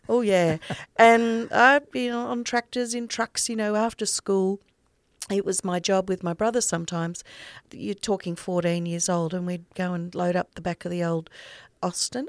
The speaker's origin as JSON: {"language": "English", "area": "North Burnett", "region": "Queensland", "country": "Australia", "tie": "born or raised there", "also_born_or_lived": "Biggenden, Queensland", "moved": "yes", "lives_now": "Sunshine Coast, Australia", "said": "I grew up in the North Burnett, in a little tiny place called Colston"}